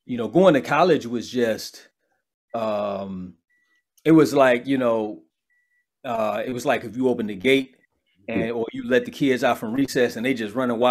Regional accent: Chicago, Illinois, United States; I'm from Chicago. So, you know, growing up in Chicago had an indelible impact on my development

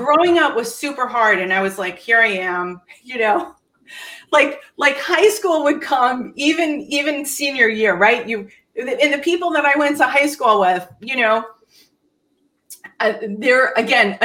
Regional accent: Bergen County, New Jersey, United States; also born or lived in Hackensack, New Jersey / Tenafly, New Jersey; we moved to the most expensive school district in Bergen County, New Jersey, Tenafly High School

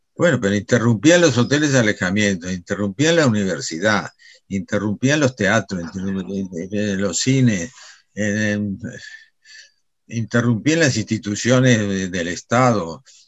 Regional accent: Argentina; nosotros como argentinos

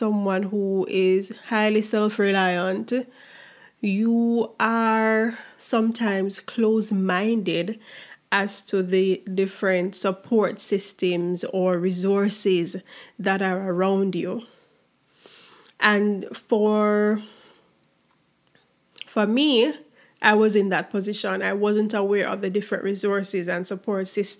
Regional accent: Jamaica; as a Jamaican, do 1 year at the Mona campus

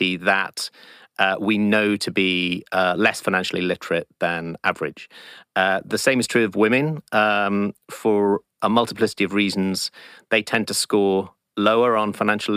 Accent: South Wales, United Kingdom; growing up in South Wales

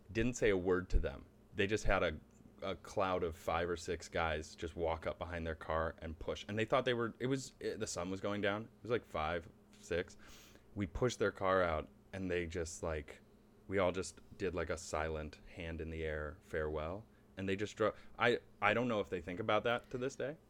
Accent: Charlotte, North Carolina, United States; moved away; also born or lived in Cleveland, Ohio / Buffalo, New York; We moved when I was very young. I actually grew up in North Carolina.

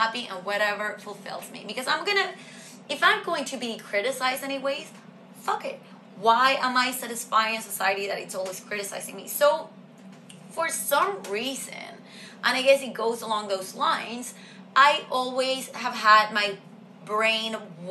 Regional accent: Venezuela; moved away; I come from Venezuela

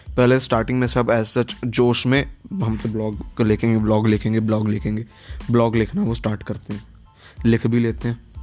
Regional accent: Gurgaon, Haryana, India; now in Punjab, India; मैं गुड़गांव हरियाणा का रहने वाला हूँ बट अभी रह रहा हूँ पंजाब में

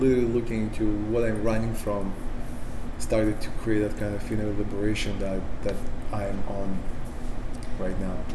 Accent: Sakhalin Oblast, Russia; English is a second language; moved away; I grew up in the Soviet Union, so any re- the only religion we have is communism.

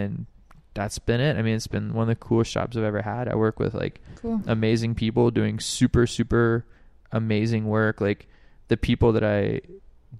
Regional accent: Alabama, United States; moved away as an adult; now in Hawaii, United States; I grew up in Alabama

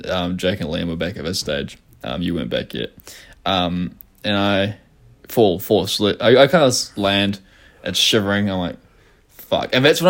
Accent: New Zealand; being a Kiwi and seeing the Auckland skyline

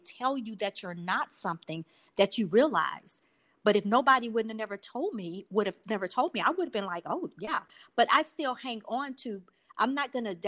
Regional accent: Houston, Texas, United States; I grew up in the projects. I'm from Houston, Texas

